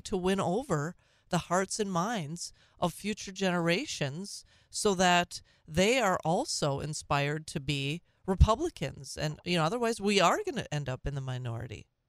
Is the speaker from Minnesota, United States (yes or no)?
yes; Minnesota, United States; these same happy memories of being a Minnesotan